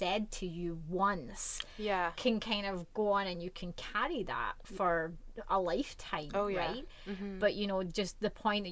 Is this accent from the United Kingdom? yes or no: yes; Scotland, United Kingdom; moved away as an adult; now in Vancouver, Canada; like me, you grew up in Scotland, and I obviously love my home country